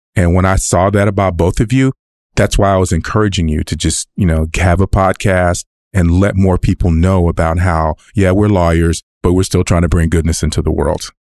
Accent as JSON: {"language": "English", "region": "California", "country": "United States", "tie": "born or raised there", "also_born_or_lived": "Los Angeles", "moved": "as an adult", "lives_now": "Texas, United States", "said": "I'm not a Texan. I am a Californian"}